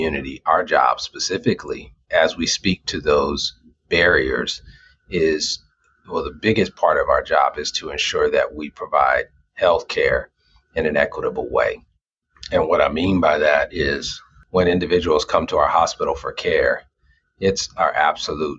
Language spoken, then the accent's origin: English; Los Angeles, California, United States; moved away as an adult; now in Des Moines, United States; I'm from California, born and raised in Los Angeles, and moved to Des Moines specifically for this opportunity